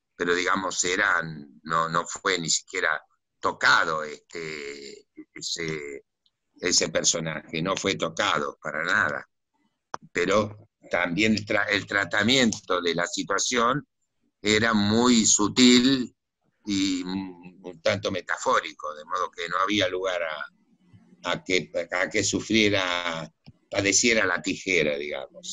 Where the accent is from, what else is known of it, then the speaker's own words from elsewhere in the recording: Dock Sud, Buenos Aires Province, Argentina; Yo, yo nací en, en el Doc Sur, que era un barrio obrero